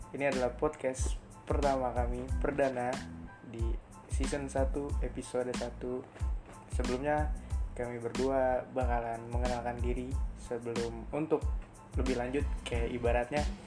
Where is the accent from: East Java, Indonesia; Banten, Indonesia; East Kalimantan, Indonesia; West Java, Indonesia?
West Java, Indonesia; Depok; also born or lived in Klender, Jakarta; lahir di klender terus Depok, ya. kelas sampai kelas 3 3 SD ada problem keluarga Gua sama keluarga gue akhirnya ke Depok sampai lulus SMA